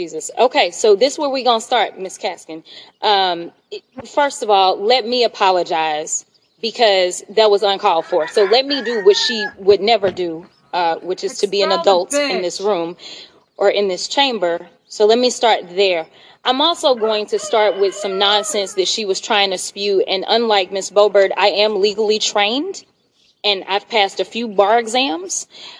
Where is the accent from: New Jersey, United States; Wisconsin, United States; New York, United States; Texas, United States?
Texas, United States; I'm from Texas.